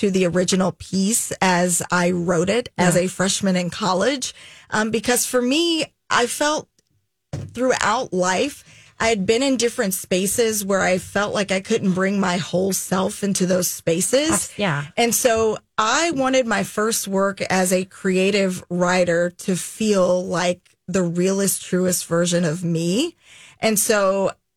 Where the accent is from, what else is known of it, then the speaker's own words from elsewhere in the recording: Jackson, Tennessee, United States; moved away; also born or lived in Chattanooga, Tennessee; Jackson, which is where I grew up